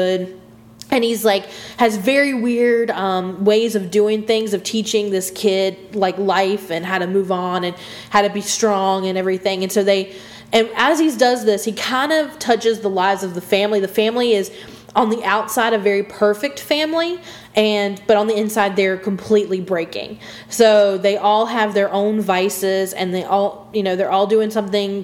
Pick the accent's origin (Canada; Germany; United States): United States; I'm from America